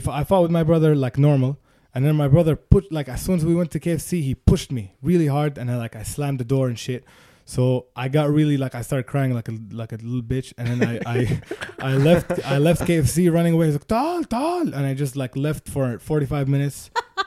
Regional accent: Sharjah, United Arab Emirates; moved away; also born or lived in Chicago; I grew up in Sharjah.

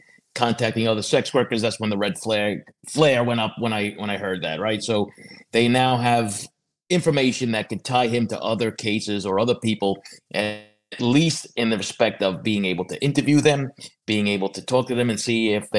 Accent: Long Island, New York, United States; I grew up on Long Island. I didn't live too far from Massapequa Park

